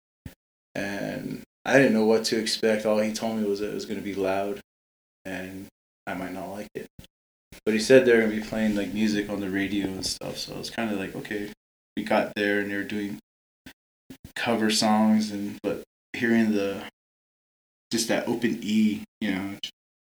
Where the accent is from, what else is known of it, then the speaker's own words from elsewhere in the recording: Twin Lakes, New Mexico, United States; now in Gallup, United States; we're all from the reservation. Gary and I are from Twin Lakes.